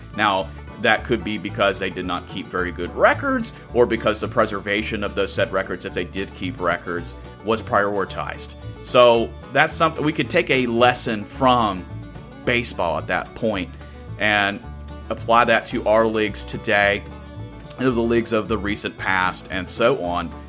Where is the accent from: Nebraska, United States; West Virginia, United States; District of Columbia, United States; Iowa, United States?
West Virginia, United States; Teays Valley; also born or lived in Charleston, West Virginia; Taze Valley, which is a suburb of Charleston, West Virginia, and my hometown